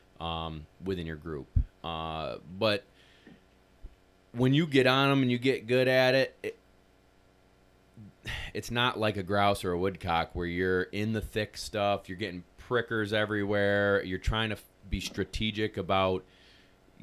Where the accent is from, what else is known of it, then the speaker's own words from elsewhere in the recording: New York, United States; We're from New York